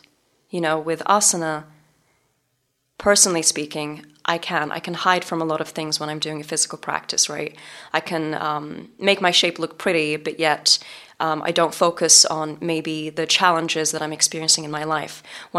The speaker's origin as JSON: {"language": "English", "region": "England", "country": "United Kingdom", "moved": "as an adult", "lives_now": "Los Angeles, United States", "said": "And this was in Los Angeles when I moved from England to LA."}